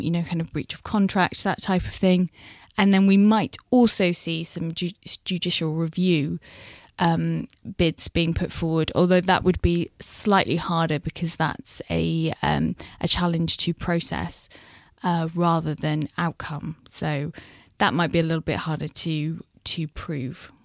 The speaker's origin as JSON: {"language": "English", "town": "Thornbury", "region": "South West England", "country": "United Kingdom", "tie": "born or raised there", "said": "I grew up in, just outside Bristol, so I'm from Thornbury"}